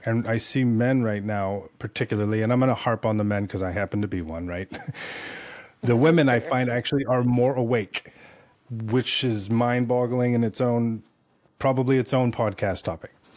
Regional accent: California, United States; moved away as an adult; also born or lived in South Florida; now in Tennessee, United States; I was born and raised in Cali

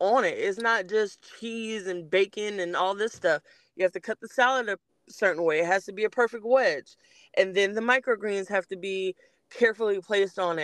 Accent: Los Angeles, California, United States; also born or lived in Belize; now in Georgia, United States; I'm originally from Los Angeles, California

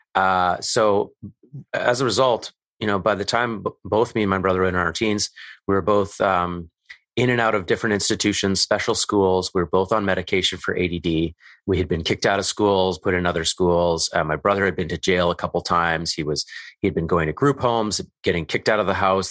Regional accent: Calgary, Alberta, Canada; I grew up in Calgary, Alberta, Canada

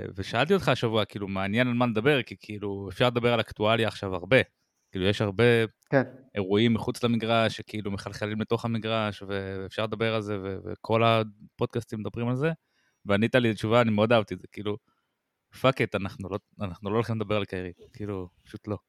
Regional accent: Israel; אני ישראלי, אני ציוני

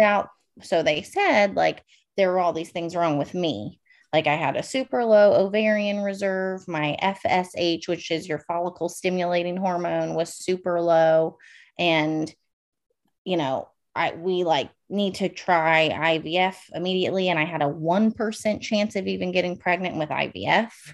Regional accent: Northern Virginia, United States; moved away as an adult; also born or lived in California; I am from Northern Virginia, about 45 minutes outside of DC. Born and raised there.

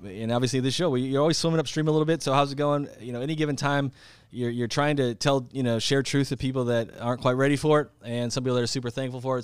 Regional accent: South Dakota, United States; my home state of South Dakota

